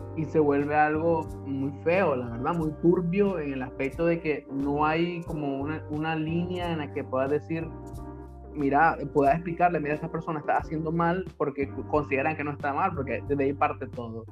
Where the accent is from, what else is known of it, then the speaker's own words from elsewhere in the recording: Nicaragua; moved away; also born or lived in Honduras / Guatemala / Belize; cuando pueda regresar a, mi país, obvio no solo voy a ir a Nicaragua